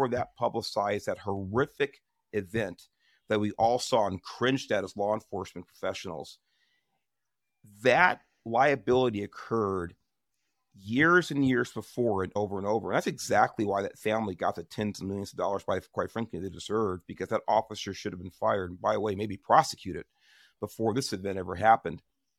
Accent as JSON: {"language": "English", "town": "Watts", "region": "California", "country": "United States", "tie": "born or raised there", "said": "One as a child growing up in Watts, and two as a California Highway Patrol officer."}